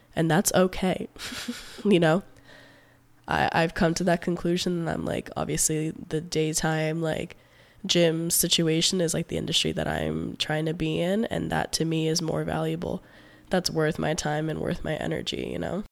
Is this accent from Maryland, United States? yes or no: no; Palm Beach County, South Florida, United States; also born or lived in Gainesville, Florida; I'm originally from South Florida, like, Palm Beach County area. I was born and raised there